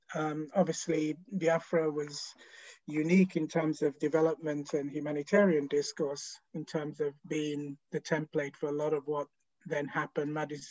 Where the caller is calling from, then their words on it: London, United Kingdom; I'm calling in from South London, so we're all still working from home.